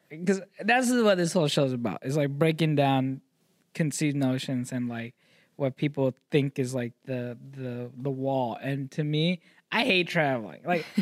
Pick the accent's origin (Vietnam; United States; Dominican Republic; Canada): Vietnam; born there; Like I'm one generation, like I was born in Vietnam.